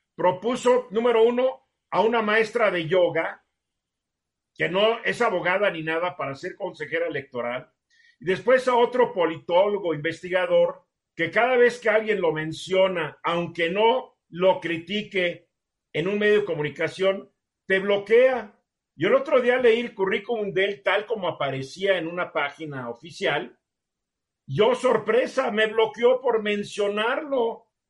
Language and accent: Spanish; Mexico; Yo soy más mexicano